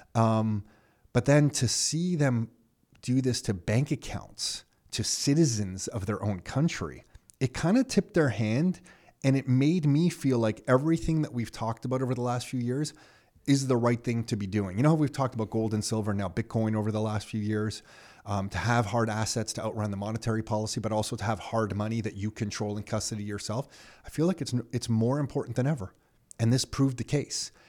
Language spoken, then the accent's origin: English; Canada; as a Canadian